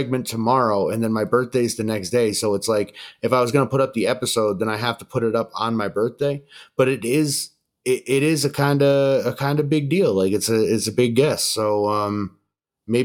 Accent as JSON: {"language": "English", "region": "upstate New York", "country": "United States", "tie": "born or raised there", "said": "I'm from upstate New York"}